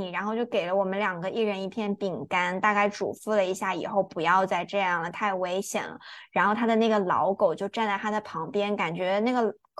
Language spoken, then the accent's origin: Chinese; Singapore; 可能是因为我来自一个非常典型的亚洲的生活环境，即便是新加坡，新加坡跟中国其实很像嘛，也都是华人